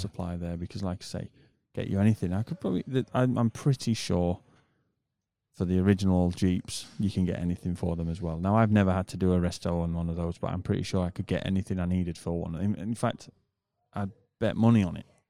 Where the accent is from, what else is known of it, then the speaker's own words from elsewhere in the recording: United Kingdom; moved away; I'm a British person